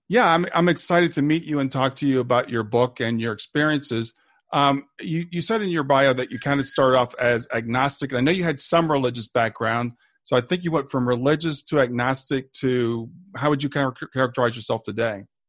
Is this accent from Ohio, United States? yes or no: yes; Ohio, United States; I'm from Ohio and went to Ohio State